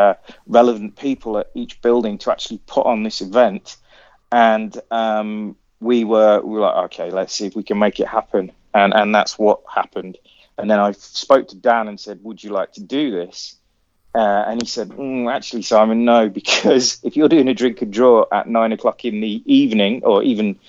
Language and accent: English; Coventry, West Midlands, United Kingdom; I grew up in and around Coventry.